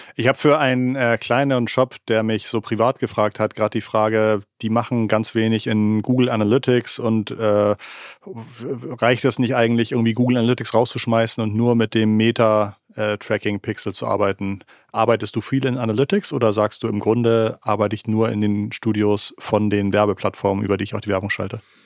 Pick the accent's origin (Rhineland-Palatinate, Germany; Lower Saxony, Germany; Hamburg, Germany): Hamburg, Germany; als Hamburger